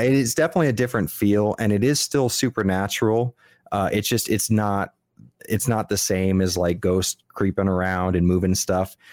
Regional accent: Miami, Florida, United States; I'm from Miami

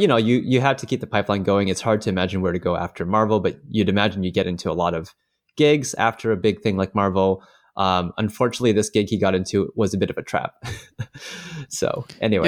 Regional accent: Canada; as a Canadian

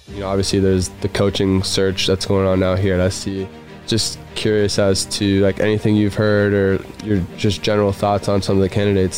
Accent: Miami, Florida, United States; I'm from Miami

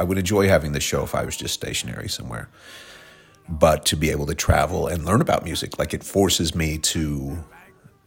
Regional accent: Tulsa, Oklahoma, United States; accent: Oklahoma; moved away; we're coming to you from my hometown of Tulsa, Oklahoma

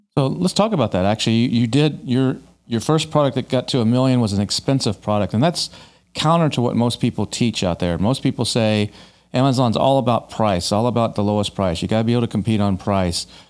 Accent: Dallas, Texas, United States; moved away as an adult; now in Austin, United States; I grew up in Dallas

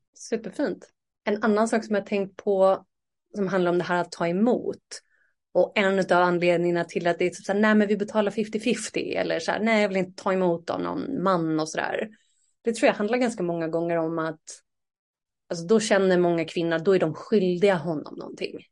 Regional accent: Sweden; moved away; ett år tillbaka hemma i Sverige

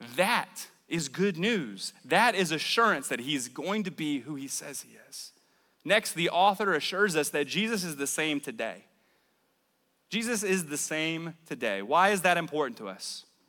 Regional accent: New Orleans, Louisiana, United States; moved away as an adult; now in Mobile, United States; I'm originally from New Orleans. I moved to the Mobile area about 10 years ago

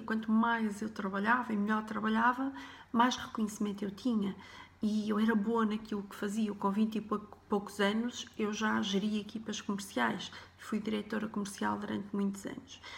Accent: Porto, Norte, Portugal; Eu nasci em 1978 no Porto, numa família humilde Uh, os meus pais e irmãs éramos cinco, vivíamos num T1

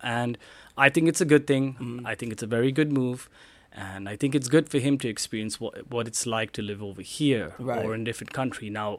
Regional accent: United States; I'm an American

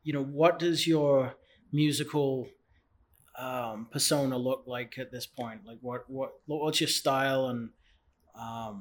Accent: England, United Kingdom; now in United States; I'm from England

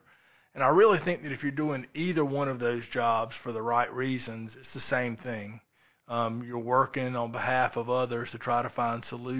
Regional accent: Lake City, South Carolina, United States; also born or lived in Charleston, South Carolina / Savannah, Georgia / West Palm Beach, Florida; I grew up outside of Lake City, South Carolina, a very rural area, a lot of agriculture.

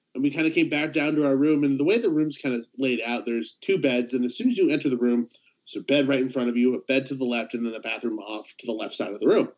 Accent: Southern California, United States; I grew up in Southern California

